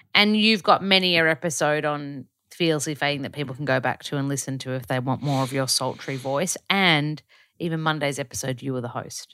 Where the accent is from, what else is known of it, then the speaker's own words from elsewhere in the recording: Australia; accent: Aussie; moved away; I'm about as Australian as it gets over there.